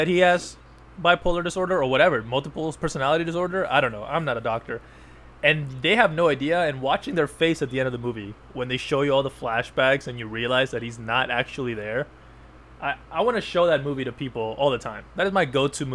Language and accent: English; United States; I'm American